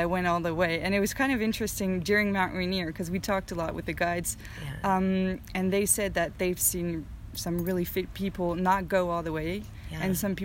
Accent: France; I'm from France

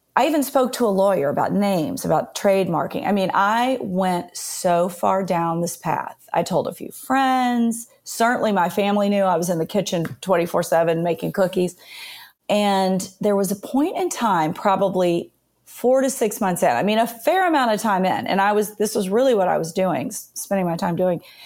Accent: Nashville, Tennessee, United States; So I was born and raised in Nashville. I had kind of the really pretty traditional Southern conservative upbringing

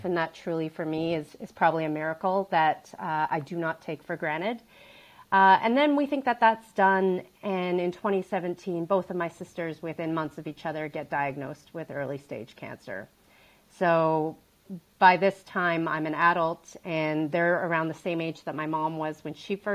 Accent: Calgary, Alberta, Canada; I grew up in Calgary, Alberta, Canada

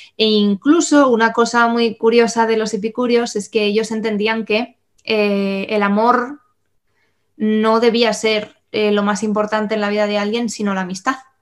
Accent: Spain; nosotros que tenemos una herencia cristiana eh, y católica como españoles

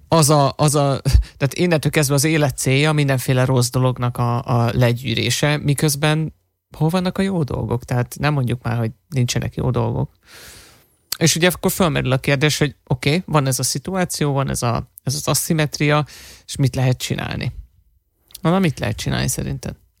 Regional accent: Hungary; fehér vagyok, meg magyar vagyok, magyarul beszélek

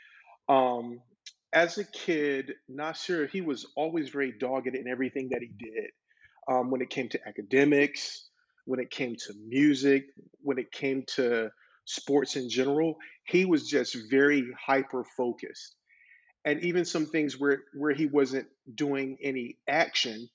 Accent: North Carolina, United States; now in Florida, United States; I'm originally from North Carolina

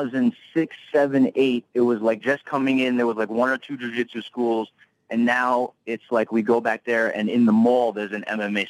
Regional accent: Brooklyn, New York, United States; I was born and raised in Brooklyn, New York, but I go ever since I was a kid.

